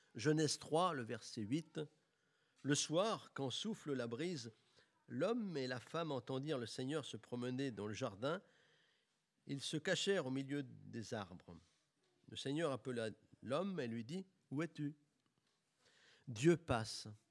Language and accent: French; Bourges, Centre-Val de Loire, France; J'ai grandi à Bourges, une ville chargée d'histoire